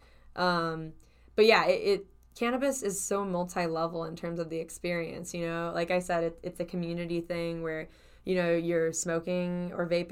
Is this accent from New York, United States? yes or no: no; Cleveland, Ohio, United States; I'm from Cleveland